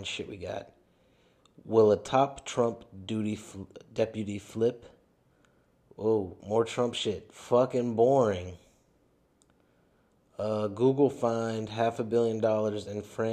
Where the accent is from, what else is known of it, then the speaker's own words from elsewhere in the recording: United States; I'm American.